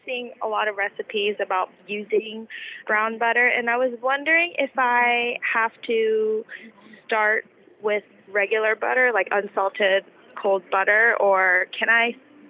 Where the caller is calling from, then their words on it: Pittsburgh, Pennsylvania, United States; I live in Pittsburgh, Pennsylvania.